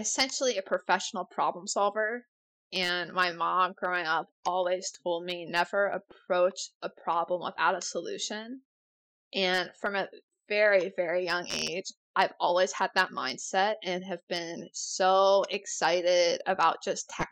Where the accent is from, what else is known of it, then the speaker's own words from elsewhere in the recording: Rochester, New York, United States; moved away; also born or lived in Halifax, Nova Scotia; I'm originally from Rochester, New York